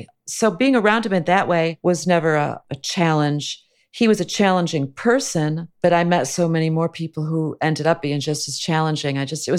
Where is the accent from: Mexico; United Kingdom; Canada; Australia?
Canada; now in United States; I don't need health insurance. I'm Canadian. In Canada, it's paid for.